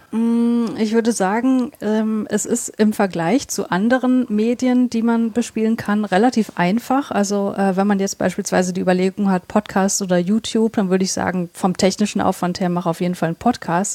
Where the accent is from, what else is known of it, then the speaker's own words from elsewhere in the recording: North Rhine-Westphalia, Germany; moved away as an adult; now in Leipzig, Germany; Nordrhein-Westfalen, wo ich eigentlich herkomme. So also Niederrhein ist, ist quasi das Gebiet, wo, wo ich aufgewachsen bin.